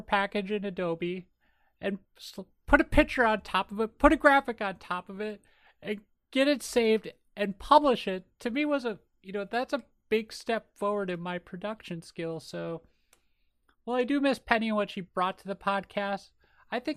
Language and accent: English; Minnesota, United States; accent: Minnesota; my Minnesota accent